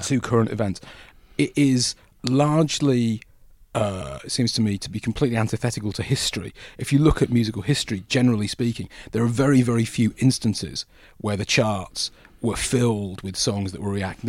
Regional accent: Buckinghamshire, South East England, United Kingdom; also born or lived in Yorkshire; I grew up in Yorkshire initially and then my family moved to Buckinghamshire

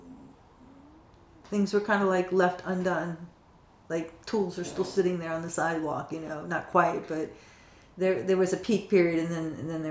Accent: Washington, District of Columbia, United States; I love D.C. because it's my hometown

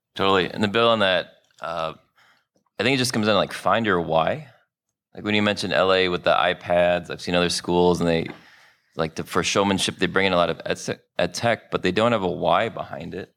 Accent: Chicago, Illinois, United States; also born or lived in New Orleans; here in, uh, my hometown, Chicago

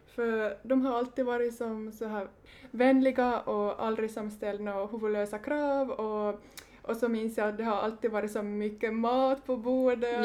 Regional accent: Oravais, Ostrobothnia, Finland; moved away; also born or lived in New York / Paris / London / Berlin; Jag är från Oravai, Österbotten

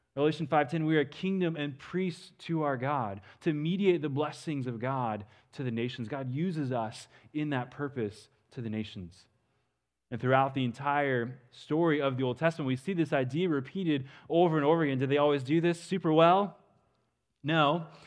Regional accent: western Kansas, United States; also born or lived in Dallas area, Texas; now in Dallas, United States; I grew up in western Kansas. I live in the Dallas area now, but it's always good to be back home, uh, in my home state

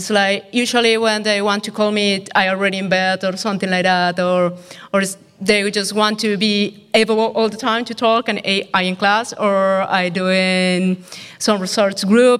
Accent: Colombia; born or raised there; moved away as an adult; now in Netherlands

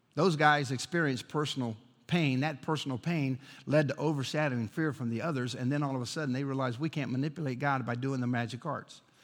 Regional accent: Chicago, Illinois, United States; I grew up in Chicago

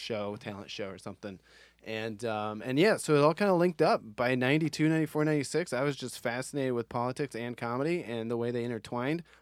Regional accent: Ohio, United States; I grew up in Ohio

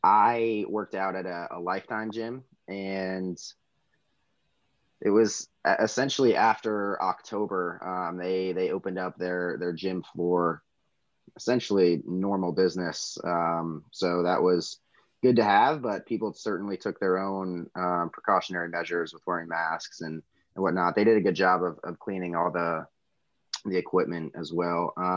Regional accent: Alabama, United States; I was born and raised in Alabama.

